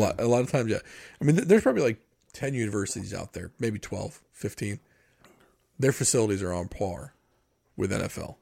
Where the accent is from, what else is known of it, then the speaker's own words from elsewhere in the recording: New York, United States; growing up in New York, and having buddies in New Jersey